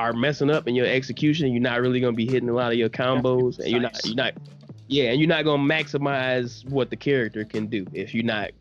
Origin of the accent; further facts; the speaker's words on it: Detroit, Michigan, United States; I'm from Detroit, born and raised.